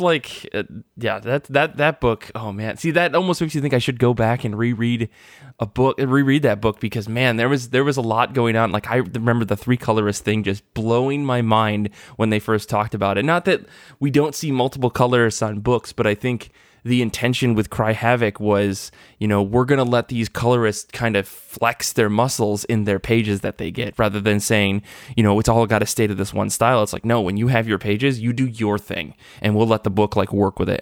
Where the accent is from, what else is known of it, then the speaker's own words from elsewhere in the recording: Midwest Michigan, United States; growing up in Midwest Michigan